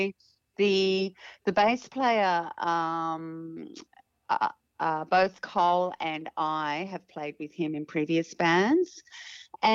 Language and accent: English; Tasmania, Australia; moved away as an adult; now in Sydney, Australia; I'm from Tasmania, and we used to we had a residency at the Tamahir Hotel in Devonport every Friday night